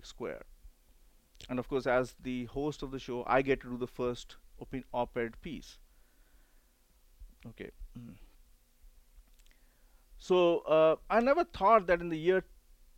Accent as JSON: {"language": "English", "country": "India", "tie": "born or raised there", "moved": "yes", "lives_now": "United States", "said": "I grew up in India when smallpox was still around"}